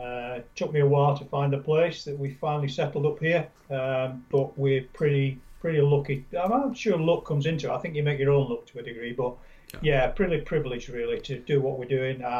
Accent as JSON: {"language": "English", "region": "Yorkshire and the Humber", "country": "United Kingdom", "said": "I'm a Yorkshireman, I come from Yorkshire originally."}